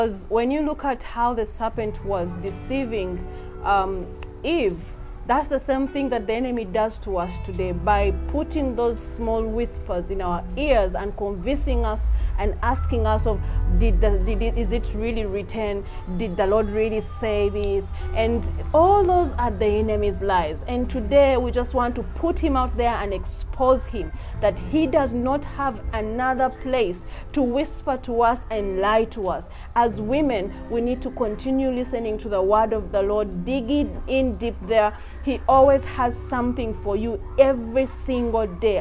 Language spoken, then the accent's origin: English; Uganda; I love my home country too